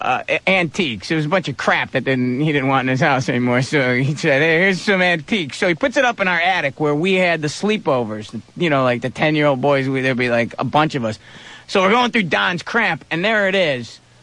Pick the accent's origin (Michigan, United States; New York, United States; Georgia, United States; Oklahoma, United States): New York, United States; Syracuse; Syracuse, New York.